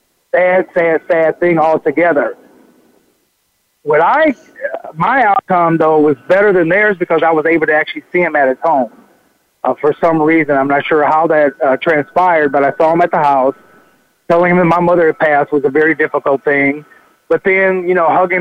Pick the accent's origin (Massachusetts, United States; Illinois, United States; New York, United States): Illinois, United States; Peoria; born or raised there; moved away